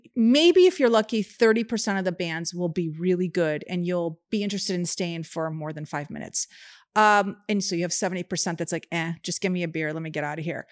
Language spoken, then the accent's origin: English; Chicago, Illinois, United States; Growing up in Chicago